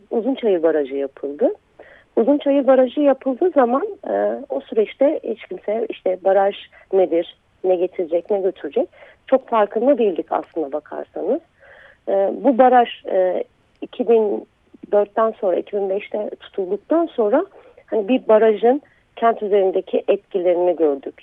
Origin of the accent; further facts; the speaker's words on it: Tunceli Province, Turkey; moved away; also born or lived in Diyarbakır; Ben e, Dersimliyim ve Diyarbakır'da yaşıyordum